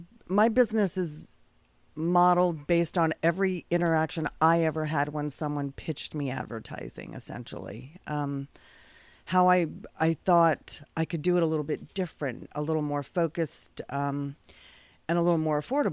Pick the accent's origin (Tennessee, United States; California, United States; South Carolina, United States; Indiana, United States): California, United States; born there; I don't really have a from. I'm a military kid.